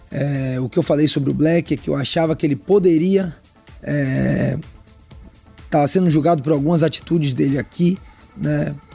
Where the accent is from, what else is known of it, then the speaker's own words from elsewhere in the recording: João Pessoa, Paraíba, Brazil; born there; also born or lived in Salvador; eu sou meio paraibano, meio baiano, né? Porque nasci em João Pessoa, morei muito tempo lá em Salvador.